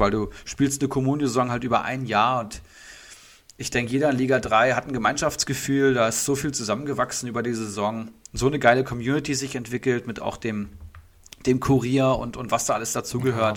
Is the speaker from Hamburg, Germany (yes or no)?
no; Hattenbach, Hesse, Germany; aus Hattenbach, also aus unserer Heimat, beziehungsweise meiner Heimat